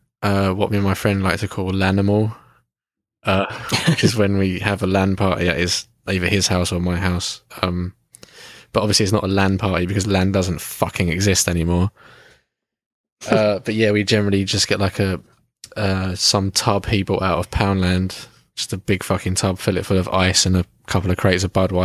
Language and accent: English; Kent, South East England, United Kingdom; we're both from Kent.